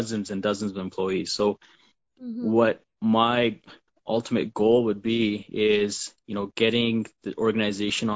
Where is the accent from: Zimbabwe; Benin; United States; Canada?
Canada; the life as we know it here as Sikh Canadian Sikhs